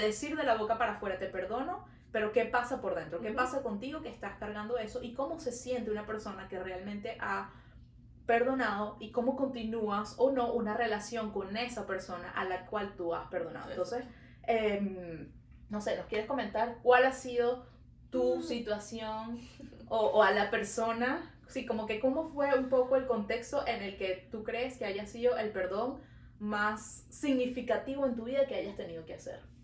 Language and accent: Spanish; Venezuela; now in Montreal, Canada